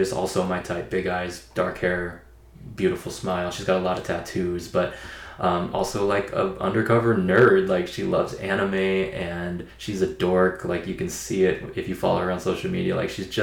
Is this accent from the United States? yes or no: yes; Seattle, Washington, United States; we're from Seattle, so we're Seahawks fans